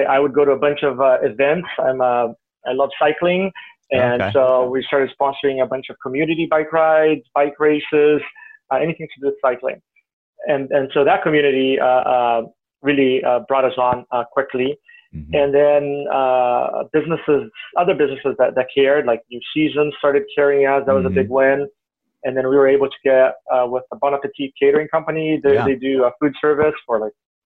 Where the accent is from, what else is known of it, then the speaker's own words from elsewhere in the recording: Rio de Janeiro, Brazil; moved away as an adult; now in Portland, United States; I grew up in Rio, but my mom's side of the family were farmers